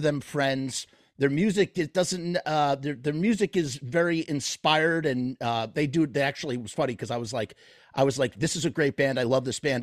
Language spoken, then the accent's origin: English; New York, United States; I'm from New York